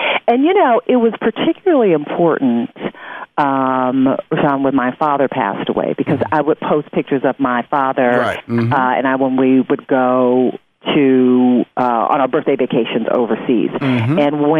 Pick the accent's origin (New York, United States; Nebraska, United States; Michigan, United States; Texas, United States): Michigan, United States; Detroit; it was in my hometown of Detroit